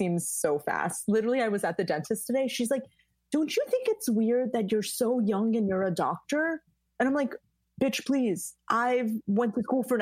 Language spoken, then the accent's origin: English; United States; I'm originally Persian, born and raised in the States